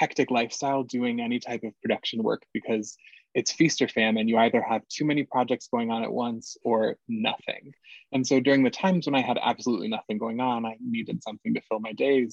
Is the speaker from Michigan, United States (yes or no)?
yes; Ann Arbor, Michigan, United States; the University of Michigan, which is in my hometown of Ann Arbor